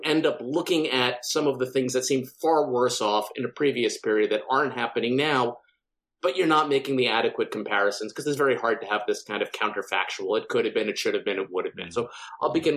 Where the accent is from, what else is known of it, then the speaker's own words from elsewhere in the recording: Long Island, New York, United States; I grew up on Long Island in, you know, a fairly affluent kind of suburban community